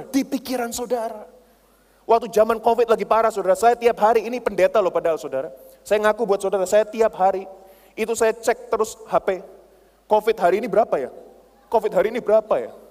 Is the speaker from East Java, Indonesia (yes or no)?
yes; Surabaya, East Java, Indonesia; Saya berani orangnya itu berani. Saya ini orang Surabaya, bondo nekat saudara.